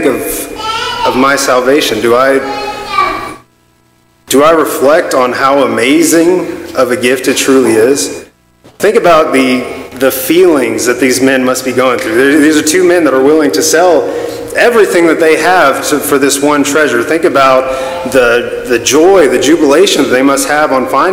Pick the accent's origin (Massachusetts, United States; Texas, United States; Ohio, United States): Texas, United States; Lubbock; I was born in Lubbock, Texas